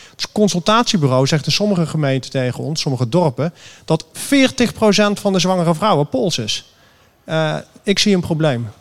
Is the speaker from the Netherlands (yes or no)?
yes; Amsterdam, North Holland, Netherlands; ik kom uit Amsterdam. Ik ben hier in Rotterdam.